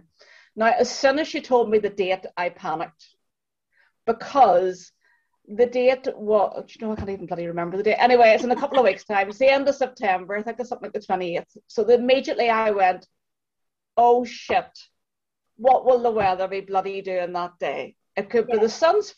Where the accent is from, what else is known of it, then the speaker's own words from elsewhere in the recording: Ireland; our Irish skin